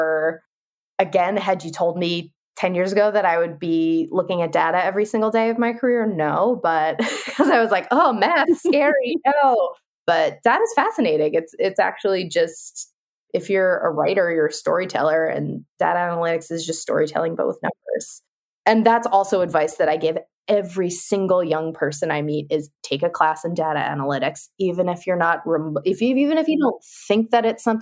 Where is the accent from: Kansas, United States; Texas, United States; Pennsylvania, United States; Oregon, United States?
Pennsylvania, United States; Norristown; Tanuki and I know we grew up in Norristown